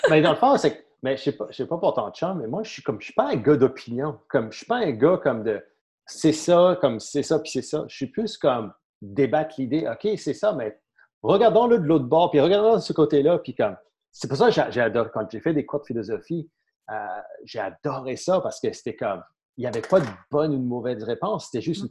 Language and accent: French; St. Pierre & Miquelon; moved away as an adult; je suis né à Saint-Pierre-et-Miquelon.